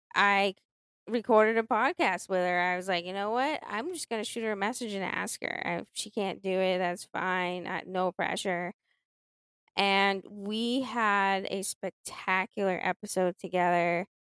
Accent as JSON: {"language": "English", "town": "Boston", "region": "Massachusetts", "country": "United States", "said": "I'm from Boston"}